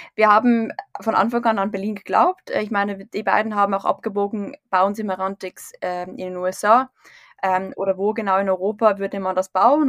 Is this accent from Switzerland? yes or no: yes; Switzerland; also born or lived in St. Gallen; in der Schweiz auf dem Land aufgewachsen